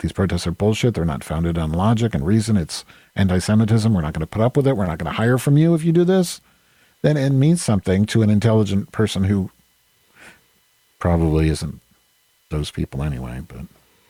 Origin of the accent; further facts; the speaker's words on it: Evanston, Illinois, United States; born there; That's in Evanston, right near me. My sister lives there. I was born in Evanston.